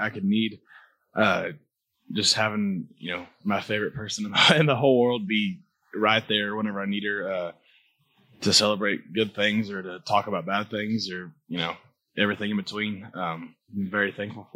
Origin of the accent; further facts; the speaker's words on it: Bradford, United States; also born or lived in Cayuga; I'm from Bradford